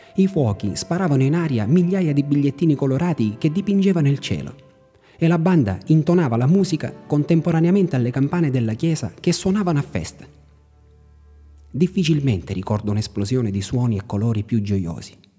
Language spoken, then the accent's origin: Italian; Raddusa, Sicily, Italy; moved away; mio paesino, Raddusa, nell'entroterra siciliana